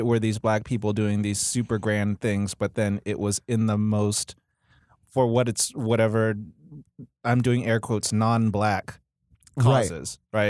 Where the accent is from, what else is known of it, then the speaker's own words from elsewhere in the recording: San Diego, California, United States; I grew up in San Diego, so I love the beach.